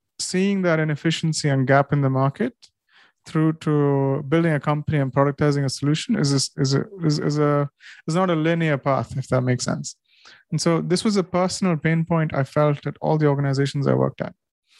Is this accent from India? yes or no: yes; India; now in United Kingdom; I'm Indian and I wasn't here on visa